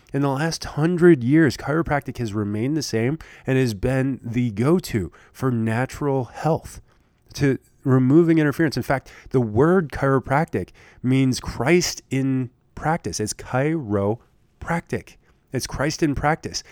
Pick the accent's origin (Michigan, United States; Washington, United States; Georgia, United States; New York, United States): Michigan, United States; now in Lincoln, Nebraska, United States; where I grew up in Michigan